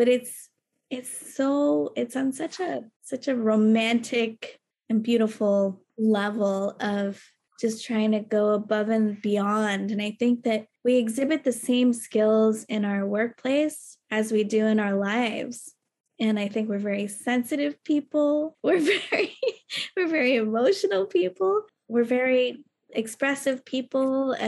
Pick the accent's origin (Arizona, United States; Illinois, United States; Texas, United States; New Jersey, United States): Texas, United States; now in New York, United States; I am a Texan.